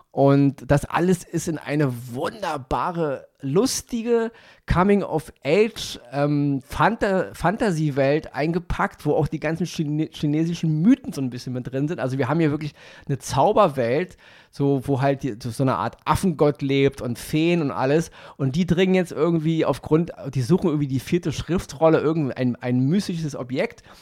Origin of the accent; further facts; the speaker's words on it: Berlin, Germany; ich bin aufgewachsen damals im Wedding und ich hatte einen Kumpel, Siu hieß der.